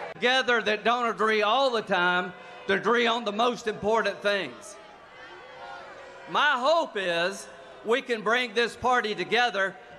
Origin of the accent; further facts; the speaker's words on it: South Carolina, United States; I am from South Carolina.